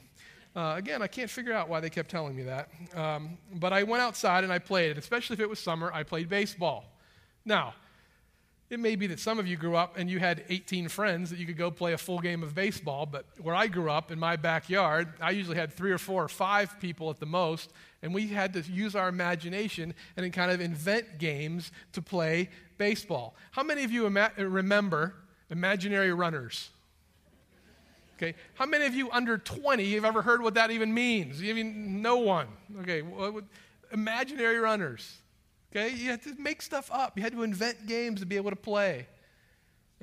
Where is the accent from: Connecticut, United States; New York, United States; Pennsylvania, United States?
Pennsylvania, United States; Western; as a boy growing up in Western Pennsylvania